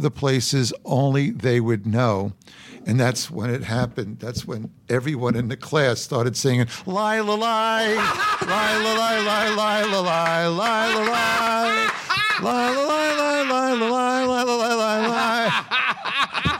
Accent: New York City, New York, United States; I was born in Brooklyn

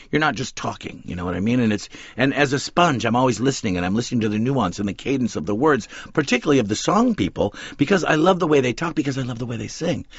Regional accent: West Coast, United States; We grew up on the West Coast

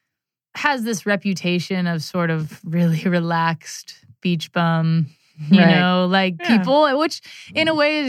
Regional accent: Santa Barbara, California, United States; I grew up in Santa Barbara, California

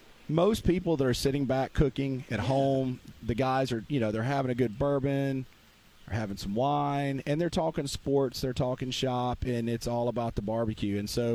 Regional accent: Mississippi, United States; I call it Delta Q because I'm from the Mississippi Delta.

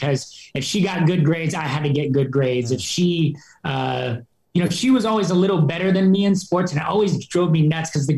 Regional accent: Wenatchee, Washington, United States; born or raised there; also born or lived in Seattle, Washington

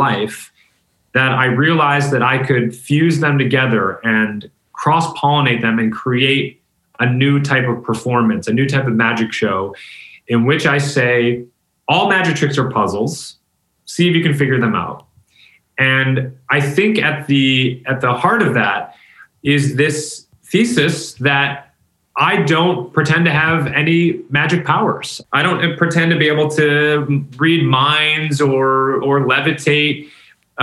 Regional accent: Rochester, New York, United States; I'm from Rochester, New York.

